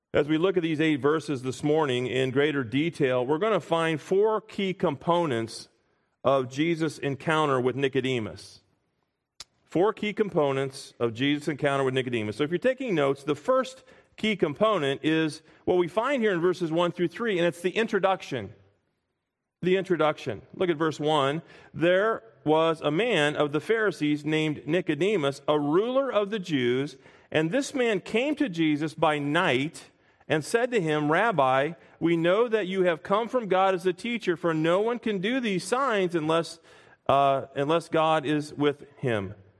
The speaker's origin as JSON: {"language": "English", "town": "Springfield", "region": "Illinois", "country": "United States", "tie": "born or raised there", "said": "I grew up in Springfield, Illinois"}